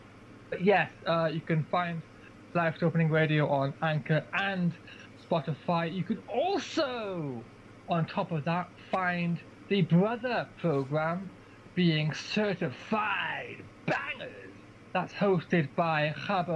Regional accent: Aberystwyth, Wales, United Kingdom; my hometown of Aberystwyth

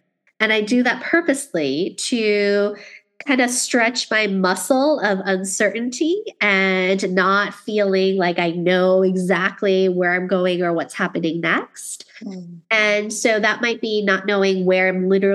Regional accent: New York City, New York, United States; moved away; being a New Yorker who lived in Queens

